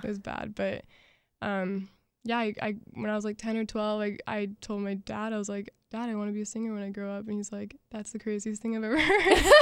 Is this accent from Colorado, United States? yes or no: no; Jacksonville, Florida, United States; I'm from Jacksonville